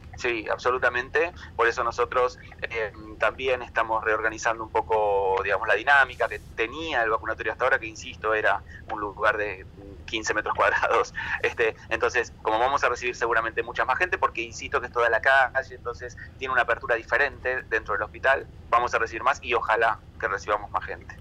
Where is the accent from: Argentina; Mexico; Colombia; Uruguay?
Argentina; nos la debíamos todos como argentinos